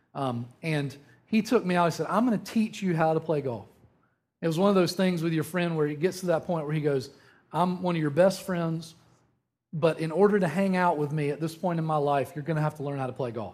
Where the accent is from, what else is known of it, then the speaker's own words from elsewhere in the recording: Eastern North Carolina, United States; moved away; growing up in Eastern North Carolina